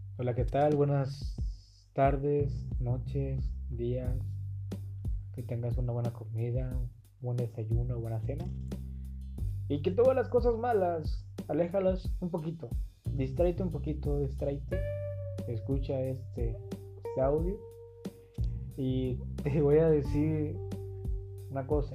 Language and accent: Spanish; Acapulco, Guerrero, Mexico; now in Tijuana, Mexico; soy de Acapulco, Guerrero, pero actualmente vivo en Tijuana.